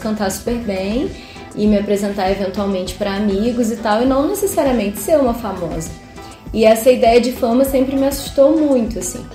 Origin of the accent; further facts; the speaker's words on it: Nova Friburgo, Rio de Janeiro, Brazil; sou carioca, vim morar em Friburgo com quatro aninhos